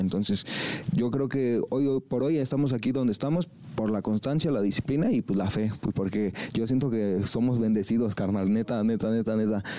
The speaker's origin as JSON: {"language": "Spanish", "area": "eastern Mexico City area", "region": "State of Mexico", "country": "Mexico", "said": "nosotros somos del oriente de la Ciudad de México, en el Estado de México"}